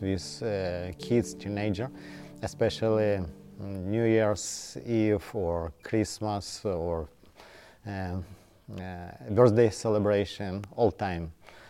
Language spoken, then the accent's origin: English; Ukraine; English is a second language; moved away as an adult; now in Rhode Island, United States; I came here from Ukraine.